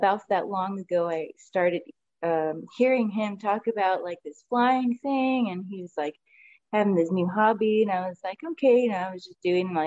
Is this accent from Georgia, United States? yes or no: no; Austin, Texas, United States; I was born and raised in Austin, Texas, South Austin at that. And I've been here my whole life